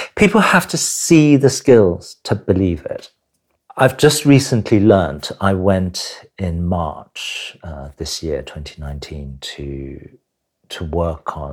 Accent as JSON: {"language": "English", "country": "Hong Kong", "tie": "born or raised there", "moved": "yes", "lives_now": "United Kingdom", "said": "I was born in Hong Kong"}